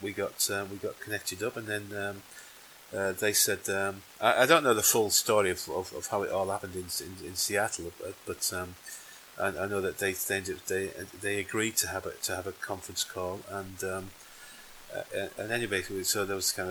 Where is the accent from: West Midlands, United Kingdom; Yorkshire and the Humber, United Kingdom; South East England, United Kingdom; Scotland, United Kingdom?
Yorkshire and the Humber, United Kingdom; I'm from Yorkshire